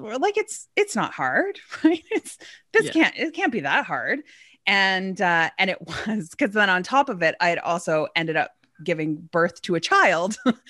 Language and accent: English; Edmonton, Alberta, Canada; born there; I was born in Edmonton, Alberta.